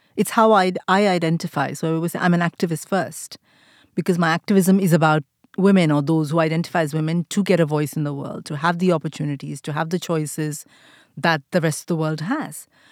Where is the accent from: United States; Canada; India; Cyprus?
India; moved away as an adult; now in United Kingdom; the times that I grew up in India, we didn't date